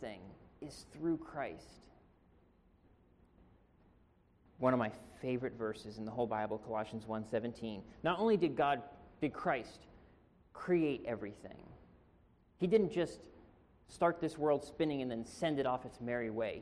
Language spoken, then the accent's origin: English; Pennsylvania, United States; also born or lived in Marina, California; now in California, United States; I'm originally from Pennsylvania.